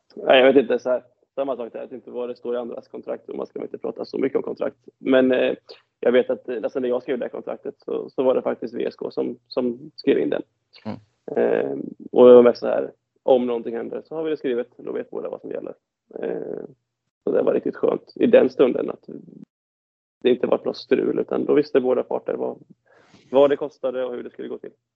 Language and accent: Swedish; Tranås, Jönköping County, Sweden; jag var en riktig idrottsgrabb när jag var liten hemma i Tranås